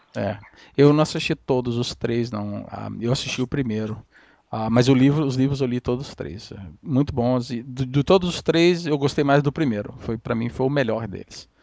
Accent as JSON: {"language": "Portuguese", "country": "Brazil", "moved": "yes", "said": "eu sou brasileiro"}